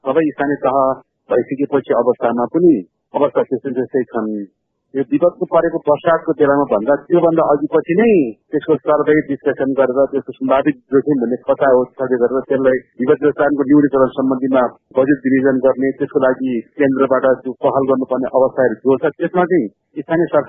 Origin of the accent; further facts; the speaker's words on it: Roshi, Bagmati, Nepal; मेरो घर रोसी एघार पर्छ